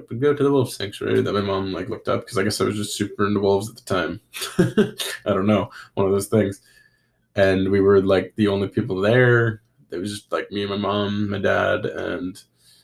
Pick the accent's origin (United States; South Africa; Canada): Canada; North Vancouver, British Columbia; I love my hometown. I love Vancouver. I love North Vancouver.